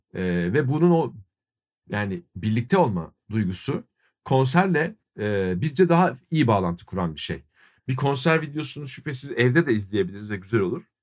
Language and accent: Turkish; Ankara, Turkey; now in Istanbul, Turkey; Kerem de ben de Ankara doğumluyuz